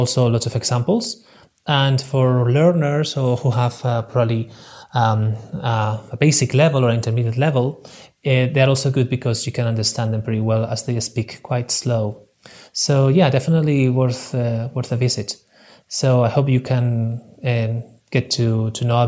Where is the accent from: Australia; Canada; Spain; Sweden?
Spain; English is a second language; I'm from Spain